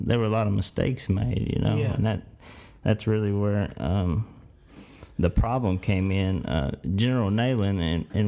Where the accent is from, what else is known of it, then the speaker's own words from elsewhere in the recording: Clinton, Tennessee, United States; I'm from Clinton, Tennessee